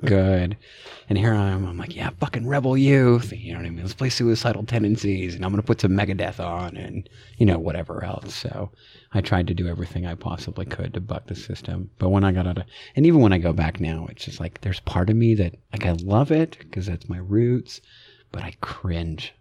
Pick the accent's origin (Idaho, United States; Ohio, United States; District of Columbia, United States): Idaho, United States; born and raised in Idaho